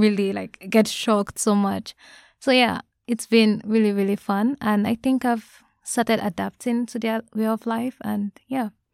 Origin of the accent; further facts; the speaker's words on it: Nigeria; moved away as an adult; now in Japan; I'm from Nigeria, and I'm currently a sophomore student